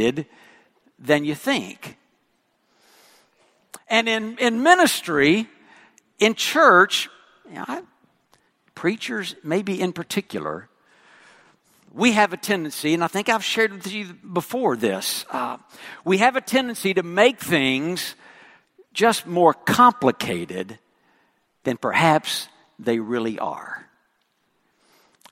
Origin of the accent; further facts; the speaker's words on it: West Texas, United States; accent: West Texan; moved away; I speak West Texan.